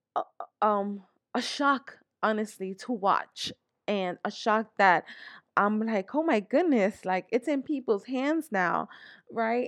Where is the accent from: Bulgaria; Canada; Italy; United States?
United States; New York; moved away as an adult; now in Pennsylvania, United States; I was born, born and raised here in New York, in the Bronx, New York. I grew up in the Bronx